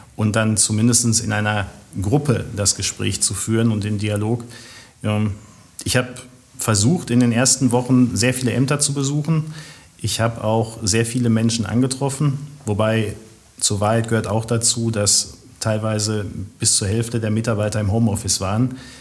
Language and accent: German; Witten, North Rhine-Westphalia, Germany; ich bin ein Kind des Marienhospitals, wie viele andere auch. Und ähm, bis auf neun Monate, wo ich mich mal äh, ganz kurzfristig nach Hattingen verabschiedet habe vor vielen Jahren, ähm, bin ich immer in Witten auch wohnhaft gewesen